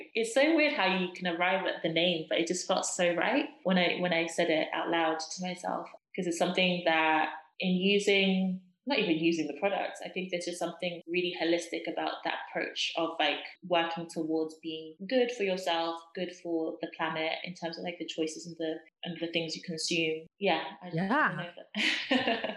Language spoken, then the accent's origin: English; Zimbabwe; moved away; I was born and raised in Zimbabwe. I strongly identify with my Zimbabwean culture